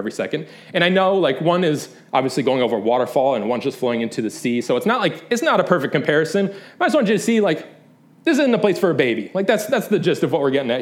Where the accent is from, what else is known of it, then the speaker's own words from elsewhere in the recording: Michigan, United States; moved away; I'm from Michigan